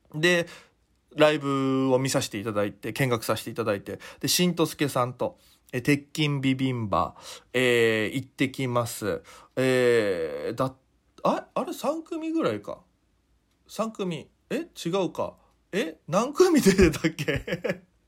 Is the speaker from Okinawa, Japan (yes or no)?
yes; Okinawa, Japan; moved away as an adult; now in Tokyo, Japan; 沖縄出身現在東京でフリーのピン芸人として活動している